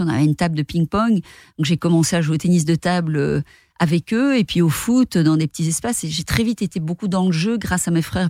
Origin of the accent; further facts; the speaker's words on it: Rochefort, Wallonia, Belgium; je viens de Rochefort c'est une petite ville euh, dans le sud de la Belgique